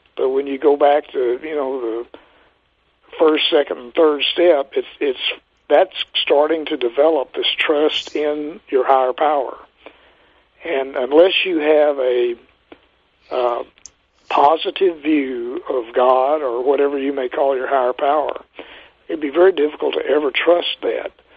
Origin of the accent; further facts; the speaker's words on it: Texas, United States; moved away as an adult; also born or lived in Minnesota; I was from Texas